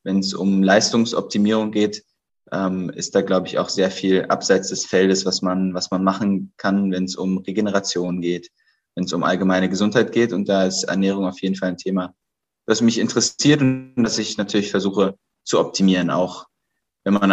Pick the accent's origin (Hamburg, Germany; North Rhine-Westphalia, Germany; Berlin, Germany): Berlin, Germany; melde mich gerade aus Berlin, aus meiner Heimatstadt